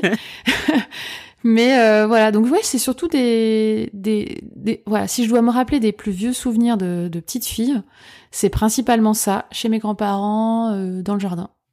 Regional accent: Lorraine, Grand Est, France; moved away as an adult; now in Paris region, France; je suis lorraine

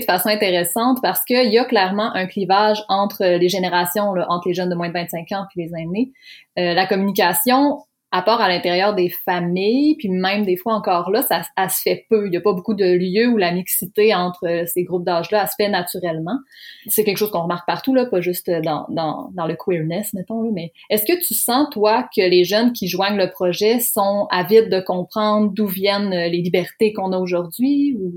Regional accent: Lac Saint-Jean, Quebec, Canada; moved away; ayant été moi-même une jeune queer désemparée du lac Saint-Jean

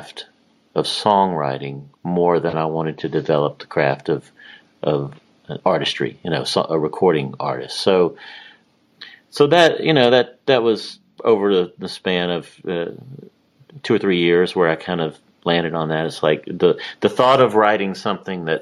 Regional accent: Louisiana, United States; moved away as an adult; also born or lived in Greenville, Mississippi / Monroe, Louisiana / Alexandria, Louisiana / Baton Rouge, Louisiana; now in Nashville, United States; I really grew up in Louisiana

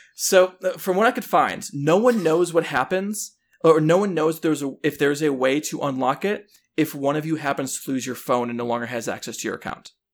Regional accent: Chicago, Illinois, United States; I grew up in Chicago or the Chicago suburbs.

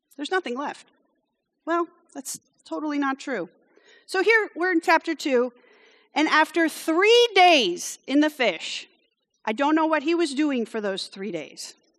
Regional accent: France; moved away; I grew up in France, so when I get indignant, it comes out in French.

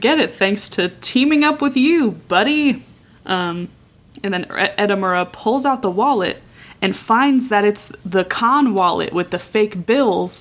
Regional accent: Southern California, United States; I was born in Southern California

